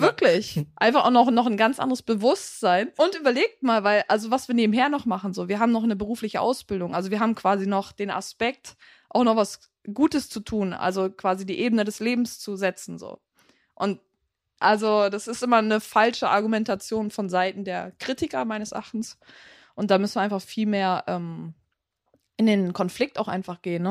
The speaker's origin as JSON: {"language": "German", "country": "Germany", "said": "bei uns in Deutschland"}